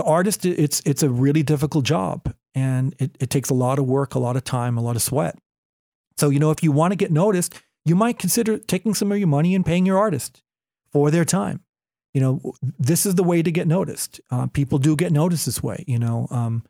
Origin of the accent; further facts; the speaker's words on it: California, United States; starting point guard for the Golden State Warriors, my hometown team, but I think that position is taken.